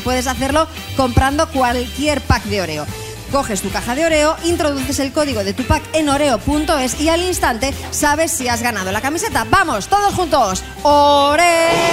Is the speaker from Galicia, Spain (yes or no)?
yes; Vigo, Galicia, Spain; yo soy de Vigo